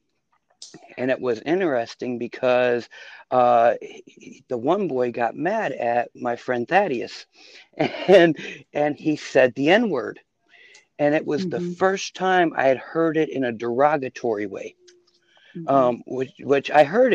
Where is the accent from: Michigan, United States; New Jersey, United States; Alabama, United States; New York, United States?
New York, United States; Buffalo; moved away as an adult; also born or lived in the South (US); now in Southern United States; I was born in Buffalo, New York, in a time, I guess, where it was called white flight was taking place, where my dad bought a house in a mixed community